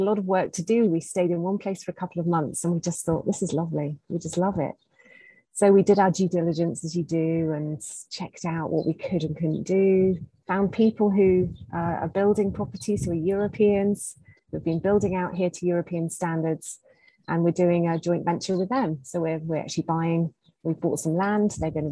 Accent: United Kingdom; moved away as an adult; now in Zanzibar, Tanzania; as a British person

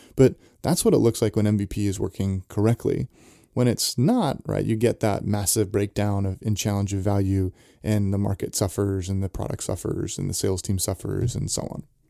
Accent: Santa Cruz, California, United States; I grew up in Santa Cruz, so skateboarding was, was a big thing there

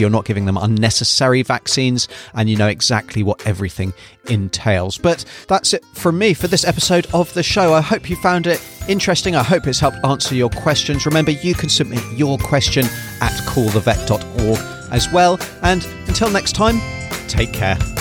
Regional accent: United Kingdom; moved away as an adult; now in New Zealand; from my accent, you can probably tell, uh, that I was originally U K-based, and that's where I did all my training as well

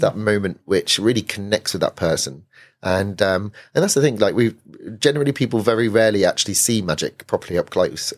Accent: Weymouth, South West England, United Kingdom; moved away as an adult; now in London, United Kingdom; I grew up in Weymouth

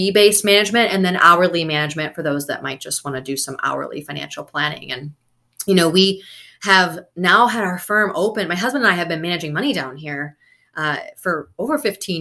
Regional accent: Wisconsin, United States; moved away; also born or lived in Florida; I'm originally from Wisconsin

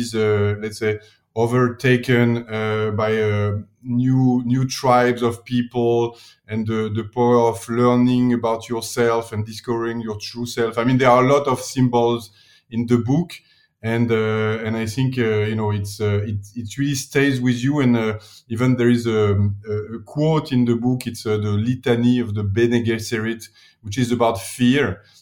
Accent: Paris, Île-de-France, France; accent: French; English is a second language; moved away as an adult; also born or lived in New York, United States; now in Milan, Italy; I'm from Paris originally

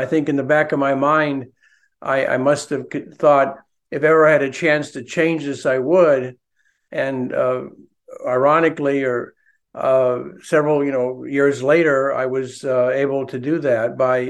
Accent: Omaha, Nebraska, United States; moved away as an adult; also born or lived in Berkeley, California; I was a fat kid growing up in Omaha, Nebraska.

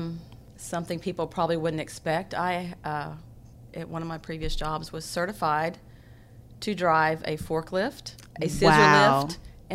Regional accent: Tennessee, United States; moved away as an adult; also born or lived in Huntington, West Virginia; now in Beaumont, United States; because I grew up in Tennessee at the foot of the mountains, and then we were surrounded by mountains in Huntington.

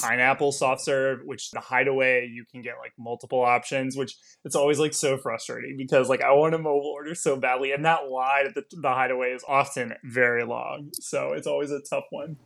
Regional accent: Texas, United States; moved away as an adult; also born or lived in Washington, D.C.; now in Los Angeles, United States; I live in L A now, but I grew up in Texas

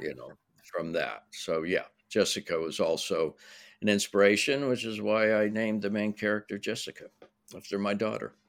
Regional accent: Pittsburgh, Pennsylvania, United States; now in Los Angeles, United States; I grew up in Pittsburgh

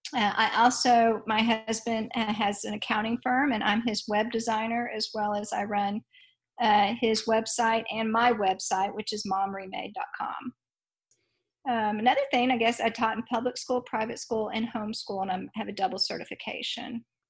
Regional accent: Dallas, Texas, United States; I grew up in Dallas, Texas

